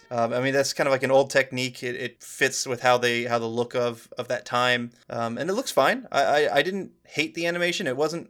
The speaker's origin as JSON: {"language": "English", "country": "United States", "said": "I'm American."}